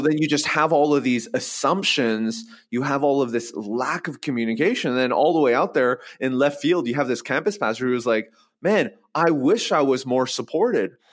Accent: Vancouver, British Columbia, Canada; moved away as an adult; now in Nashville, United States; So I grew up in Vancouver

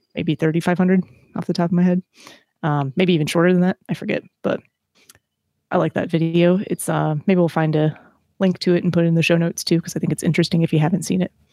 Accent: Chicago, Illinois, United States; moved away; also born or lived in Boston; I grew up in Chicago

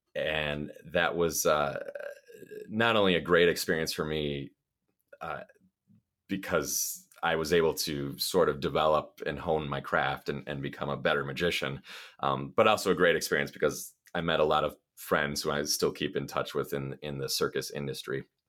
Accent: Milwaukee, Wisconsin, United States; also born or lived in Stevens Point, Wisconsin / Baraboo, Wisconsin; now in Lake Geneva, United States; I grew up in Milwaukee, Wisconsin

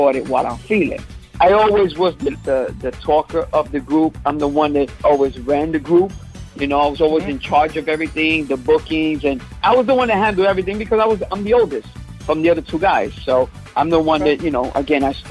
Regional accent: New York City, New York, United States; I grew up in the Bronx. I'm a Bronx boy

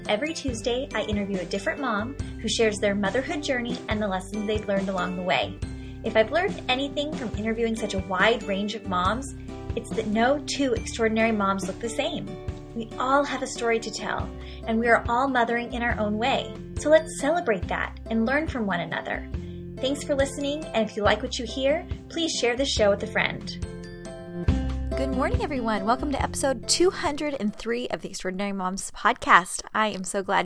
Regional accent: San Diego, California, United States; moved away; my hometown in San Diego

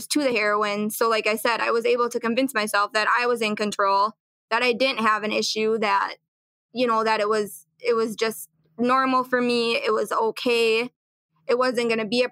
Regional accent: Little Falls, Minnesota, United States; I grew up in Little Falls, Minnesota here

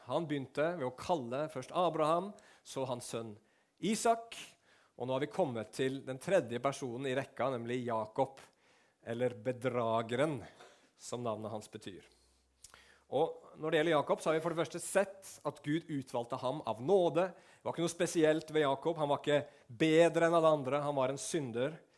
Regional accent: Norway; som nordmann som har vokst opp med eventyr og sånn

